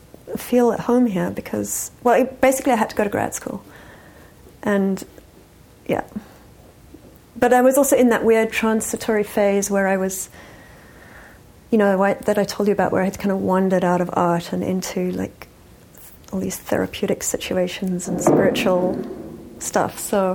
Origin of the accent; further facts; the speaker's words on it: England, United Kingdom; also born or lived in Johannesburg, South Africa; but yeah, I grew up first in England, and then I spent a lot of time in Johannesburg, South Africa, because my parents were from there and had moved to England